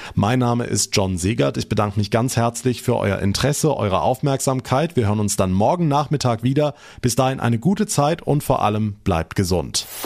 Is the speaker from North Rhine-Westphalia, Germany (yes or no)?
no; Rhineland-Palatinate, Germany; bei uns in Rheinland-Pfalz